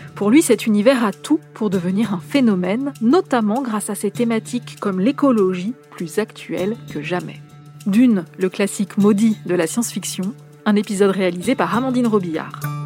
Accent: France; chez nous en France

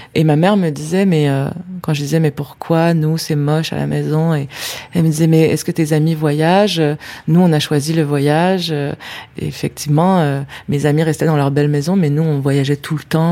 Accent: Quebec City, Quebec, Canada; je viens de la ville de Québec, et c'est une ville qui a un cap qui donne face à l'eau, face au fleuve Saint-Laurent. Et c'est une ville où il vente tout le temps.

